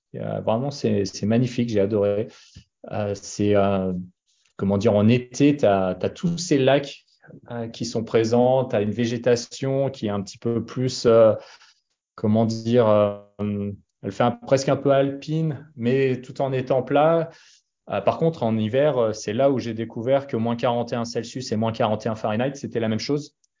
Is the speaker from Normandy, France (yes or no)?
no; Annecy, Auvergne-Rhône-Alpes, France; moved away as an adult; also born or lived in Boston, United States; j'ai grandi à Annecy. Alors, je suis pas né à Annecy, mais j'ai grandi à Annecy